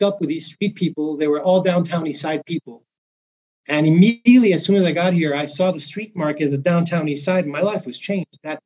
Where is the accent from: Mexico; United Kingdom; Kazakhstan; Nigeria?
Mexico; now in Vancouver, Canada; I'm from Mexico